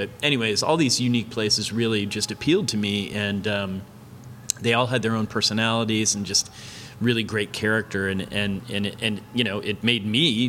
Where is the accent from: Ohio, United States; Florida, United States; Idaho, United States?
Florida, United States; Lakeland; moved away as an adult; also born or lived in Tampa, Florida; now in Gainesville, United States; growing up in Lakeland, it was just, you know, chains and franchise places